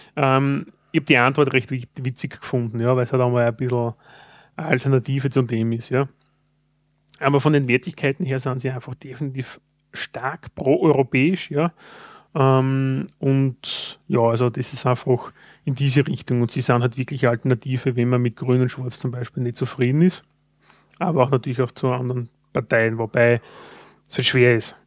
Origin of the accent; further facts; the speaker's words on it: Austria; Als Österreicher